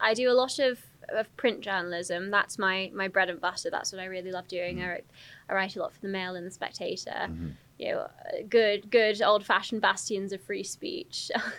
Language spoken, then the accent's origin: English; Telford, West Midlands, United Kingdom; also born or lived in Surrey; I was born in Surrey, but I grew up in Telford. I moved around quite a lot when I was younger.